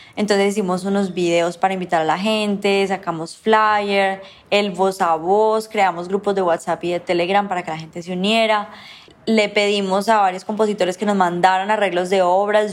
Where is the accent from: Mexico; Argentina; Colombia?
Colombia; esa música que nosotros ya tenemos aquí como colombianos